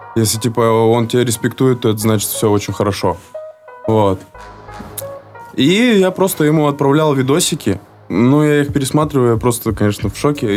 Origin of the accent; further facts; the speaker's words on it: Khanty-Mansiysk, Khanty-Mansi Autonomous Okrug, Russia; moved away as an adult; also born or lived in Omsk; now in Moscow, Russia; Я вообще родом из Омска, но своей родиной считаю Ханты-Мансийск. То есть там всё зарождалось вообще. То есть и а, становился личностью там